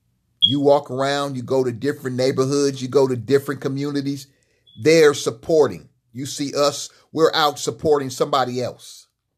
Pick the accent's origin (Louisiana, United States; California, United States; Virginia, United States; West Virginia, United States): California, United States; Los Angeles; When I was growing up in Los Angeles, there were black businesses in East LA, West LA, Central LA, and South LA.